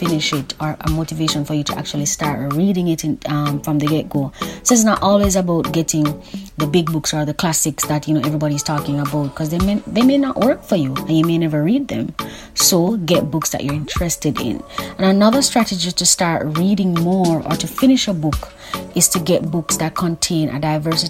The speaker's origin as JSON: {"language": "English", "country": "Jamaica", "said": "you know that I'm Caribbean. I'm specifically Jamaican"}